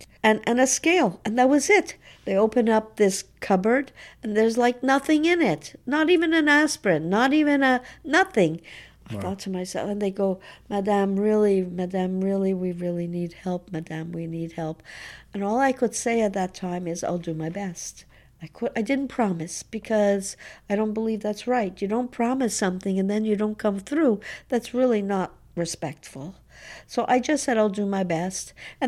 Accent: Montreal, Quebec, Canada; It was, you know, it was just part of being in Montreal, being a Canadian.

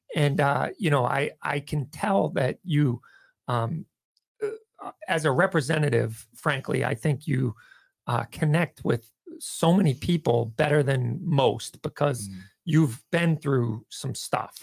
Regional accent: Dennis, Massachusetts, United States; I grew up in Dennis, so I went to Tech.

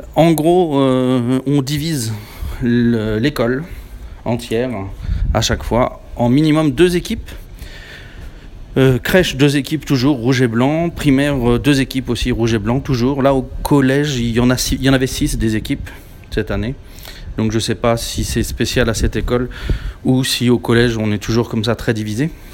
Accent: France; now in Japan; je suis français

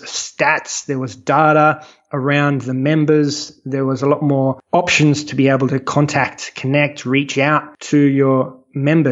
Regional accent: Australia; I'm Australian. When I started the business, I was in Sydney

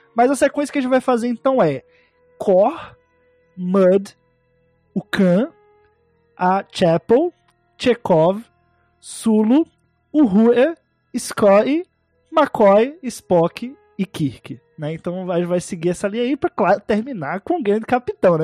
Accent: Northeast Region, Brazil; eu sou nordestino

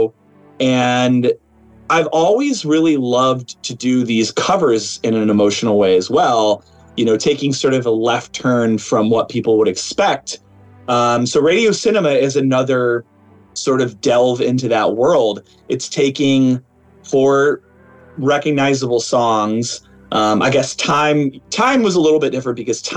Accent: Chicago, Illinois, United States; I'm from Chicago

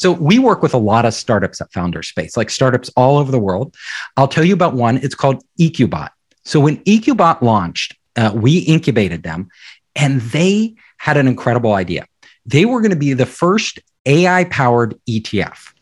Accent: Silicon Valley, California, United States; I'm from Silicon Valley

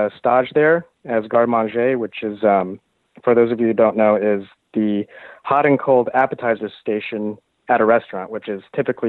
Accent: California, United States; First of all, I should say I grew up in Southern California, which, as you know, is a complete barbecue mecca.

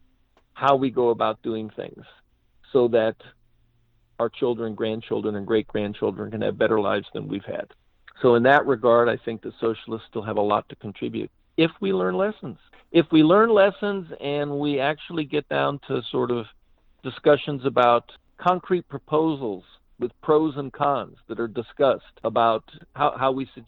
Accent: United States; when I was growing up in the United States in the 50s and the 60s.

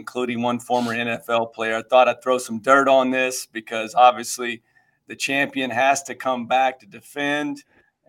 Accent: Kansas City, United States; also born or lived in Wichita, Kansas; Having grown up in the Midwest, I grew up in Kansas City, and my market is Wichita, Kansas

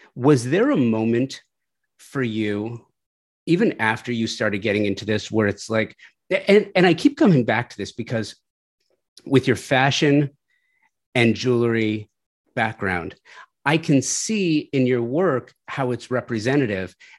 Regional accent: Southern California, United States; I grew up in Southern California. I grew up in the valley

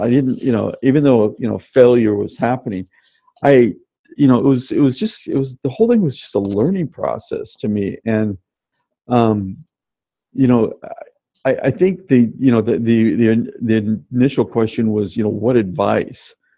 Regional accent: Tacoma, Washington, United States; I grew up in Tacoma, Washington, uh, uh, south of Seattle.

